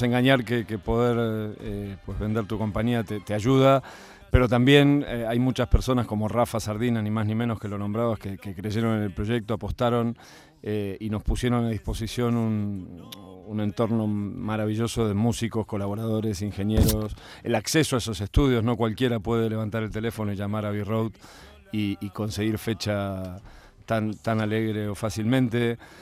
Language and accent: Spanish; Argentina; moved away; como buen argentino